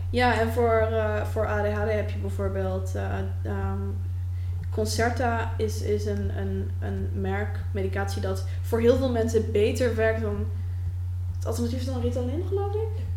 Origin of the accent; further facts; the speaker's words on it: Netherlands; als een Nederlander met anxiety